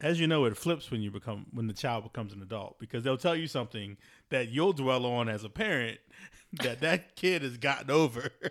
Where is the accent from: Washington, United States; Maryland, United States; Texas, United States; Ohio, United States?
Maryland, United States; Baltimore; I grew up in Baltimore City